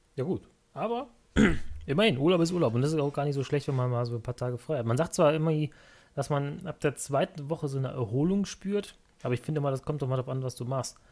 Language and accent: German; Cologne, North Rhine-Westphalia, Germany; ich komme ja eigentlich aus Köln, aus dem Kölner Raum hier. Ich wohne in Köln